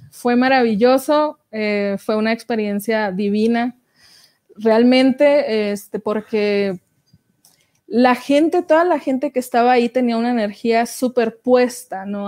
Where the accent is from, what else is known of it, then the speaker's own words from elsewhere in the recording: Francisco I. Madero, Coahuila, Mexico; moved away; me había ido a Francisco y Madero, que es de donde yo soy, allá en Coahuila